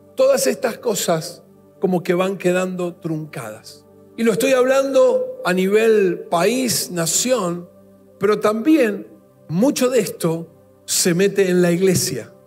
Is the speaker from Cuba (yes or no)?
no; Argentina; como nación, como país, como argentinos que somos